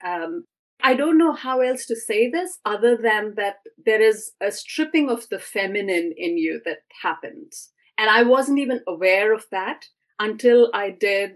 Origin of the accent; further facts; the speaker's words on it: India; moved away; also born or lived in Chennai / northern India; I grew up in India in a very traditional-minded family